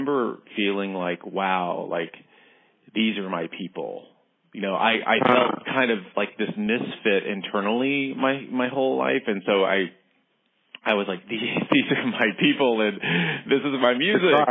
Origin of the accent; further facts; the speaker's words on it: Dallas, Texas, United States; moved away as an adult; also born or lived in Tokyo; I grew up in Dallas, Texas